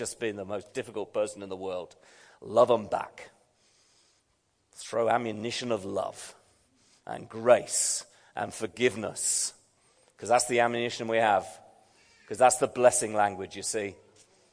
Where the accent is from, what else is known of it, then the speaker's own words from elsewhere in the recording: United Kingdom; I'm a Brit